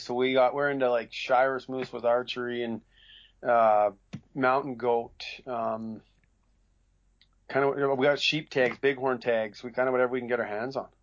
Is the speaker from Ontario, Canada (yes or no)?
no; Northwest Territories, Canada; now in Williams Lake, Canada; I grew up in Northwest Territories working for the Lancasters